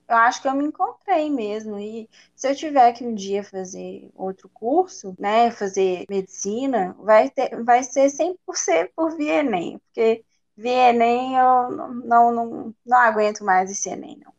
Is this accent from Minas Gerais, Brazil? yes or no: yes; Belo Horizonte, Minas Gerais, Brazil; eu sou de Belo Horizonte, né, da minha origem, nasci aqui, e meus pais também são daqui